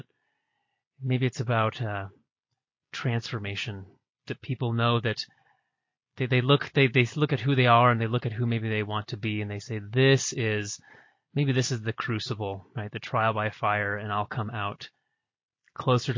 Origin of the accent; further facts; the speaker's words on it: Chuckanut Mountains, Washington, United States; now in Utah, United States; I grew up hiking up in the Chuckanut Mountains